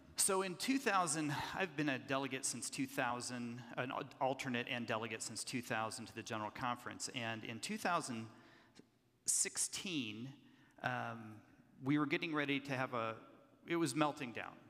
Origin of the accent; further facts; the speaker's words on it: Kansas City, Kansas, United States; I'm a third generation Methodist pastor from Kansas City, Kansas. Those of you know there are two Kansas cities, one on the Missouri side, and I'm on God's side of the state line in Kansas